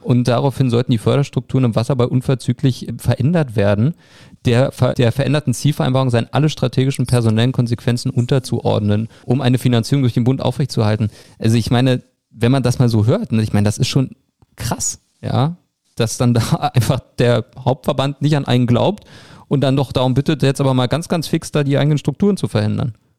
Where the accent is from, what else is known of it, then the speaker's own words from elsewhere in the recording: Berlin, Germany; Für mich als Berliner